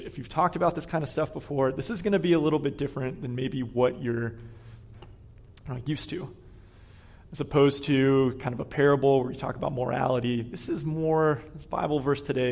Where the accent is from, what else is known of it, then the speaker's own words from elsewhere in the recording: Pittsburgh, Pennsylvania, United States; moved away as an adult; also born or lived in Atlanta / Corpus Christi, Texas; now in Boston, United States; I grew up in Pittsburgh